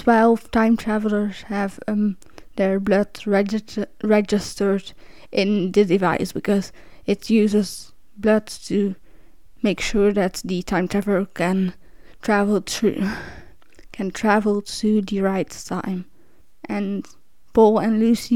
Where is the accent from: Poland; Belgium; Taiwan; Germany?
Belgium; English is a second language; since I'm from Belgium and we learn French. We're either born speaking French or we learn it in school. Like, I've been learning French since I was 10.